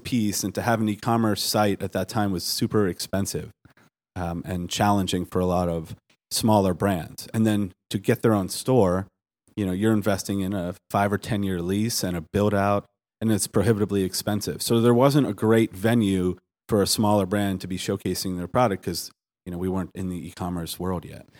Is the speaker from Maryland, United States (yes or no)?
yes; Baltimore, Maryland, United States; I'm from Baltimore